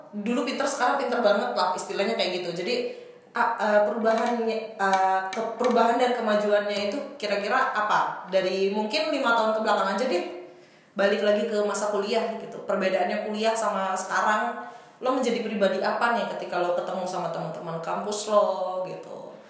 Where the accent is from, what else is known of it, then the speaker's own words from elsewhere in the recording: Jakarta, Indonesia; karena gue dulu selama lima tahun gue rantau gitu kan dari Jakarta ke Surabaya